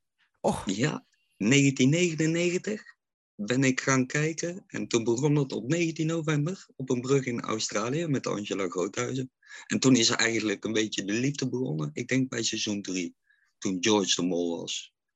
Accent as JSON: {"language": "Dutch", "town": "Oosterhout", "region": "North Brabant", "country": "Netherlands", "said": "ik kom uit Oosterhout"}